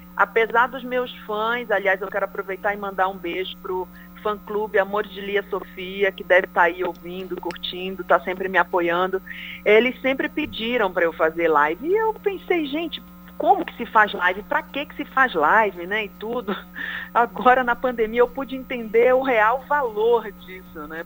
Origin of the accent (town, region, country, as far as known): Pará, Brazil